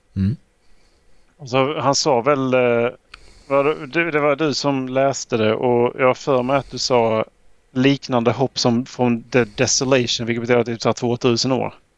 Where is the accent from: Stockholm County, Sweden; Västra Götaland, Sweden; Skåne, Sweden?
Skåne, Sweden; moved away; jag är hemma i Skåne och spelar